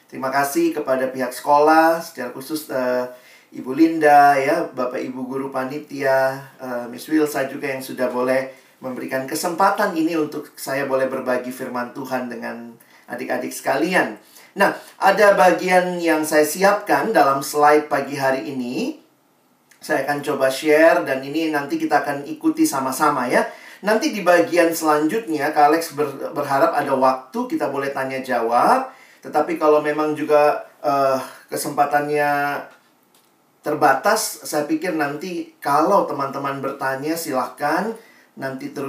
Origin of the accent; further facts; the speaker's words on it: Makassar, South Sulawesi, Indonesia; moved away as an adult; now in Jakarta, Indonesia; Saya uh, aslinya lahir besarnya di Makassar sampai SMA, lalu kemudian saya kuliah ke Universitas Indonesia